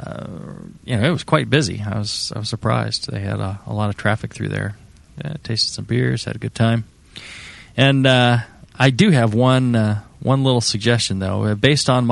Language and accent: English; California, United States; born and raised in California